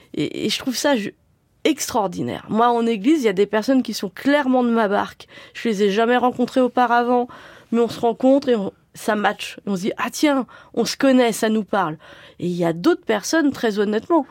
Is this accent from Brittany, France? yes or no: no; Sartrouville, Île-de-France, France; j'ai grandi à Sartrouville au moment des premières émeutes urbaines